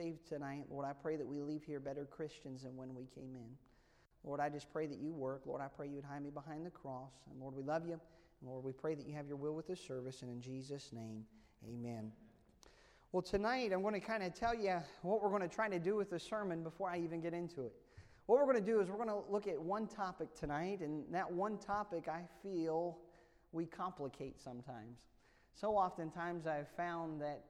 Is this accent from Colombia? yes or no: no; United States; growing up in Amish country